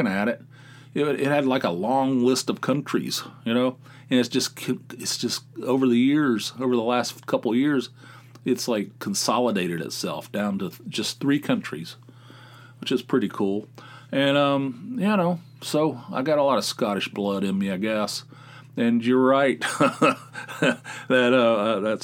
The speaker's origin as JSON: {"language": "English", "region": "West Virginia", "country": "United States", "said": "I'm from West Virginia."}